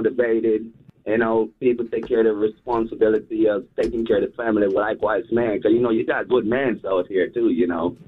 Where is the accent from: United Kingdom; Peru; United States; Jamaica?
Jamaica; Kingston; Because, you know, I'm from Kingston, Jamaica. So, you know what I mean? I'm a global person.